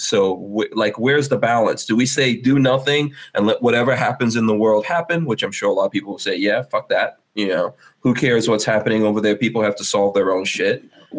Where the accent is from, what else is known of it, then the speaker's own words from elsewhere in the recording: Guyana; born there; I was born in Guyana.